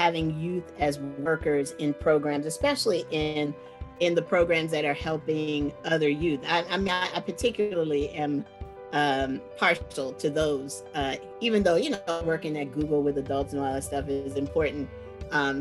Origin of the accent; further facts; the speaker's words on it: Washington, District of Columbia, United States; now in San Francisco, United States; I grew up when in Washington, D.C. is 75-78% Black back in the day